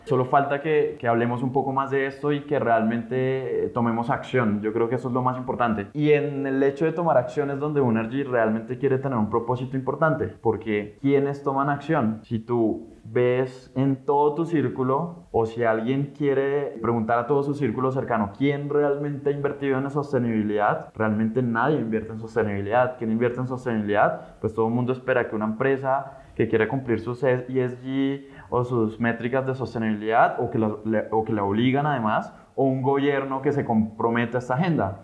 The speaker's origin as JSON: {"language": "Spanish", "country": "Colombia", "said": "como colombianos"}